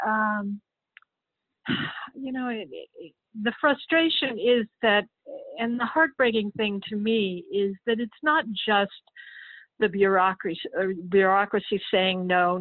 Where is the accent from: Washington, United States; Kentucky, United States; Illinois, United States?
Kentucky, United States; moved away as an adult; also born or lived in New York; I'm originally from Kentucky, and I came up to New York in 1978